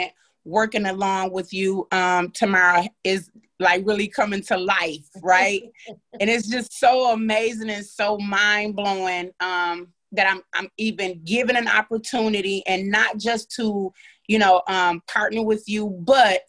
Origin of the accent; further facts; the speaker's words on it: Grand Rapids, Michigan, United States; also born or lived in Trinidad; I am a native of Trinidad, British West Indies. However, I was born and raised in Grand Rapids, Michigan